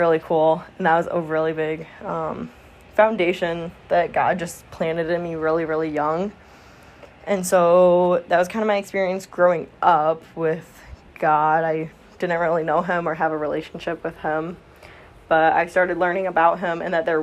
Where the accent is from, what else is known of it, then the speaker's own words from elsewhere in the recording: Flint, Michigan, United States; I am from Flint, Michigan area, actually, to be precise. So Southeast Michigan